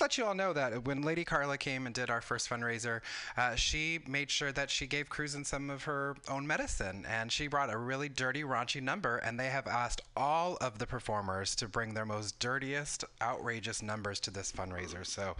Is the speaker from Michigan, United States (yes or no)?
no; California, United States; So I am Mexican-American. I grew up in Southern California. My father is from Chihuahua, Mexico.